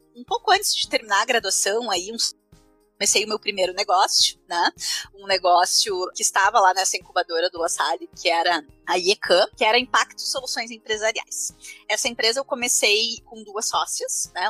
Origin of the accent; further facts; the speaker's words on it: Esteio, Rio Grande do Sul, Brazil; nasci lá, né? Fui uma criança que nasceu, cresceu na década de 80